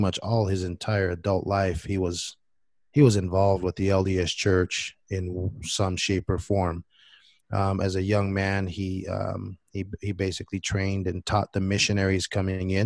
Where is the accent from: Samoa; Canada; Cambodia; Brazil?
Samoa; English is a second language; moved away; I was born and raised in Western Samoa. That's the independent country of Samoa, now known as Samoa.